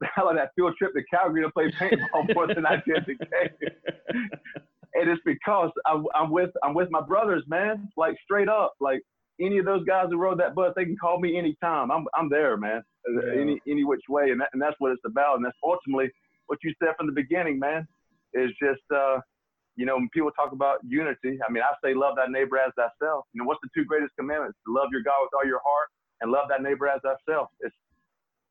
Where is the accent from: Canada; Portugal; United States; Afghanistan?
United States; Baker County, Florida; now in Alabama, United States; a lot of my upbringing is that I have realized in Baker County, Florida, and that it was a unique upbringing